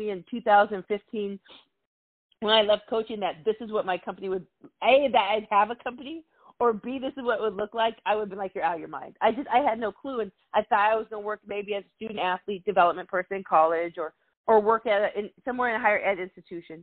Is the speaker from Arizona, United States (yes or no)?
yes; Arizona, United States; moved away as an adult; also born or lived in Alabama; I grew up in Arizona, so I grew up in a majority-minority city.